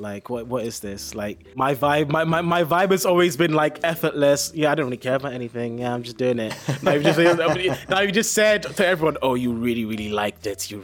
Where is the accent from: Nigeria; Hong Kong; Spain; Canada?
Nigeria; accent: English; now in United Kingdom; So I sound very, very English, but I'm actually Nigerian.